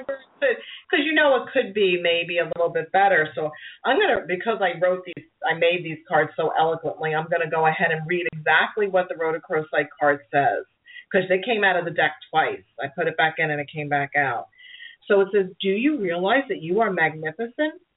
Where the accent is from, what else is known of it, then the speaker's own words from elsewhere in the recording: New York City, New York, United States; accent: Brooklyn; my Brooklyn accent